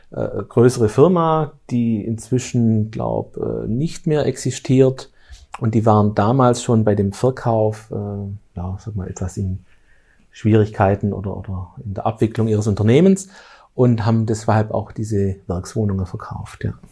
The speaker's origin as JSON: {"language": "German", "region": "Lake Constance", "country": "Germany", "said": "ich komme ja aus der Bodenseeregion, das ist bei uns alles etwas ländlich"}